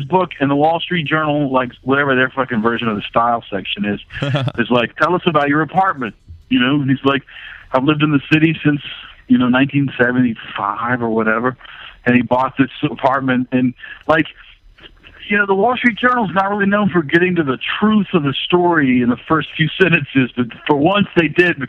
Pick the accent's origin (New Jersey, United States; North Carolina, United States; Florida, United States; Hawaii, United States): North Carolina, United States; now in New York, United States; I grew up in North Carolina where you could smoke in the fucking hospital.